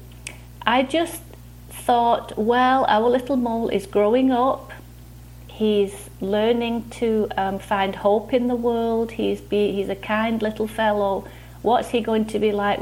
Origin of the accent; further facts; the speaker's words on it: near Manchester, North West England, United Kingdom; moved away as an adult; now in Michigan, United States; I grew up in a place near Manchester that's in Northern England